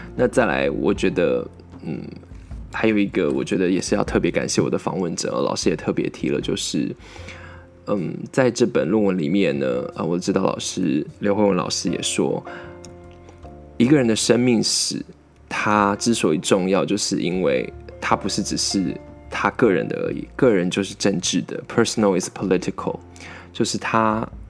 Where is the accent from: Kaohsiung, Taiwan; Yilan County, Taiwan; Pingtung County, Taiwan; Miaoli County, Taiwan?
Miaoli County, Taiwan; 我们也是美国来的苗栗人